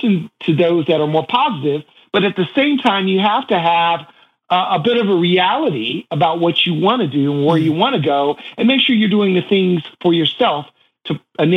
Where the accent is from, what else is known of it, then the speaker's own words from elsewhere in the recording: Shaker Heights, Ohio, United States; moved away; I was a kid from Shaker Heights, Ohio